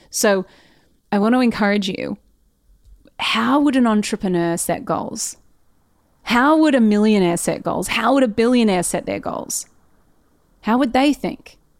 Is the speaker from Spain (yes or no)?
no; Australia; as an Australian business owner